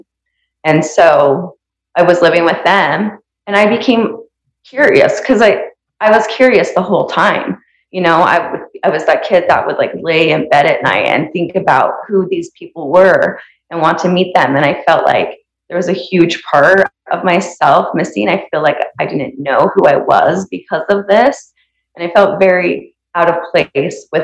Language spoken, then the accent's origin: English; Santaquin, Utah, United States; where I grew up in Santa Quin